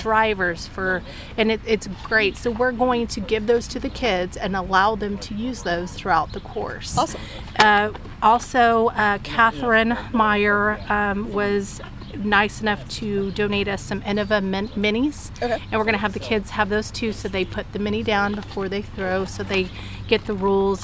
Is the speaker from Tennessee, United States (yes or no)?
no; Emporia, Kansas, United States; moved away as an adult; also born or lived in Texas; I'm originally from Emporia, Kansas